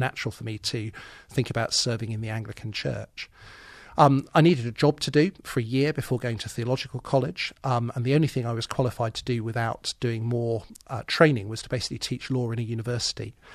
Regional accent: Birmingham, West Midlands, United Kingdom; moved away as an adult; Yes, I was born and brought up in Birmingham. I lived there

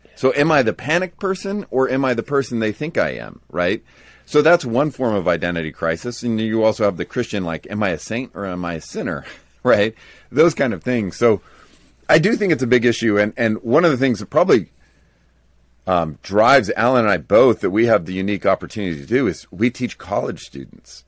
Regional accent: United States; as an American evangelical

